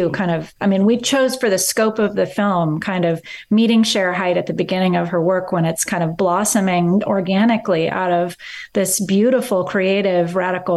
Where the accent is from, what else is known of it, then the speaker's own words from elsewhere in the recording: Eugene, Oregon, United States; I grew up in Eugene, Oregon